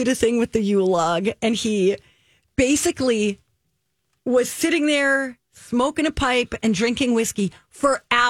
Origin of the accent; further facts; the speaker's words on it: New York, United States; now in Minnesota, United States; I grew up watching this in New York.